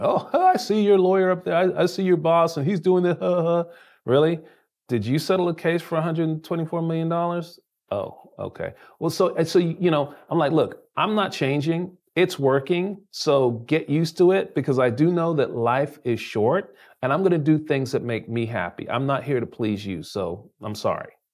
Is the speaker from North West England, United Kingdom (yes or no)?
no; London, United Kingdom; now in United States; I was born in London, England